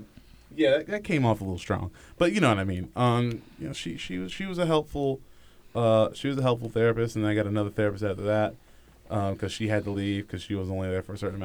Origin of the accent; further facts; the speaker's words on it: New York, United States; I'm from New York.